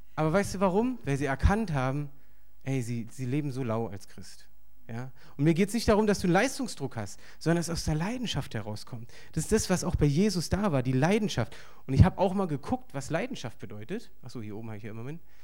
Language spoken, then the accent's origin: German; Berlin, Germany; ich bin hier aufgewachsen in Berlin